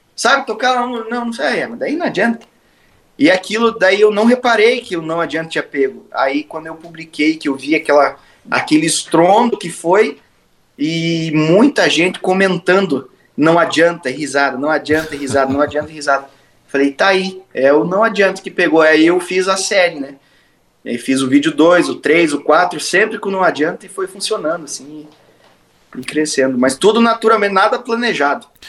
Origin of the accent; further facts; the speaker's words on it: Paraná, Brazil; Eu, como um bom paranaense